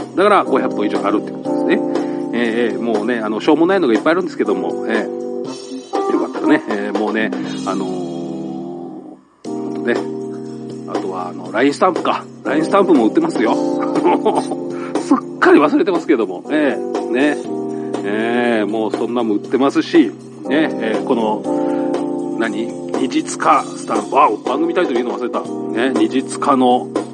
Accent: Saitama, Japan; 俺も埼玉県なんですけど

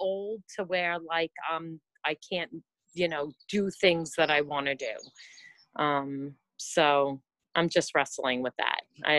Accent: Long Island, New York, United States; So, I'm from New York. I've lived here my whole life. I'm 49, really struggling this year with turning 50.

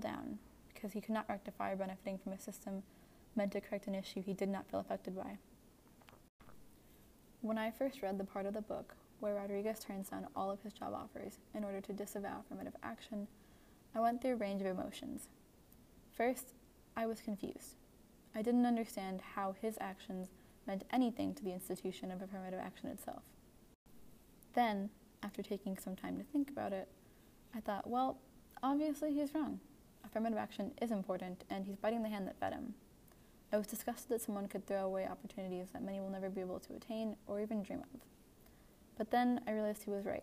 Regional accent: United States; first language English; I am a white, lower middle class American college student

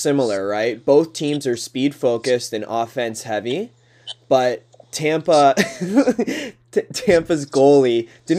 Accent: Thorold, Ontario, Canada; born or raised there

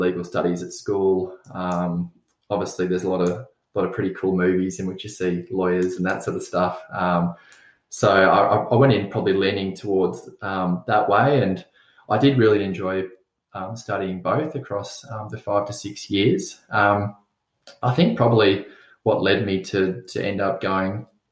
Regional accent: Mornington Peninsula, Victoria, Australia; Growing up on the Mornington Peninsula, spending a lot of time on the beach and surfing

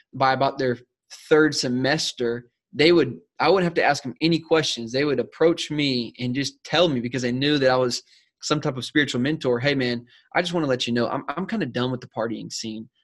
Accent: South Carolina, United States; moved away as an adult; now in San Diego, United States; I'm originally from South Carolina, so I'm an East Coast boy myself, born and raised

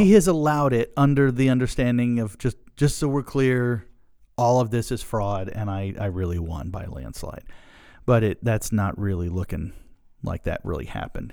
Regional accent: Pasadena, Maryland, United States; we're from Pasadena

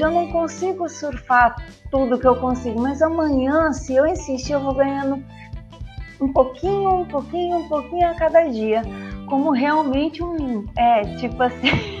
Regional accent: São Paulo, Brazil; eu sou de São Paulo

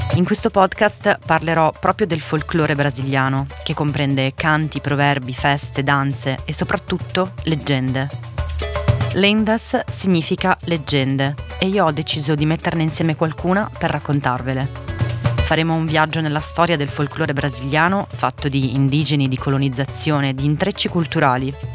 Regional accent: Milan, Lombardy, Italy; accent: slightly Milanese; moved away; also born or lived in Santos, São Paulo, Brazil; Nonostante l'accento leggermente milanese

